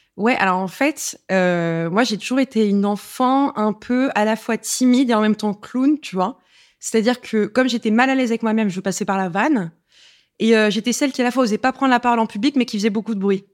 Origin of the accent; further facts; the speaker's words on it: Paris, Île-de-France, France; je suis parisienne